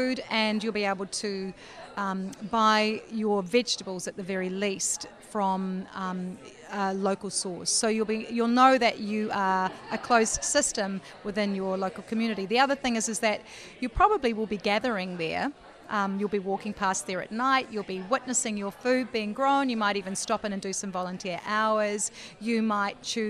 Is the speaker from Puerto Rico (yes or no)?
no; Eastbourne, Wellington, New Zealand; moved away; Well, actually, I'm from Wellington. I was born and bred in Eastbourne